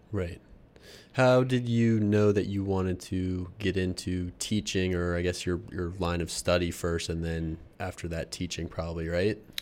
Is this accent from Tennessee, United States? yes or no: no; Pennsylvania, United States; I'm from Pennsylvania